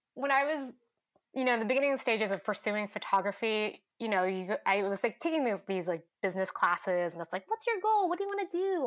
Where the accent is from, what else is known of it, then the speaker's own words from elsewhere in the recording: Stockton, California, United States; also born or lived in San Francisco, California; now in Portland, United States; I grew up in Stockton, California